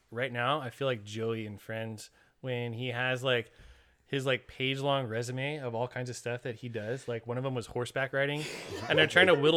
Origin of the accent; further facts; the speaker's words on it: California, United States; we're from California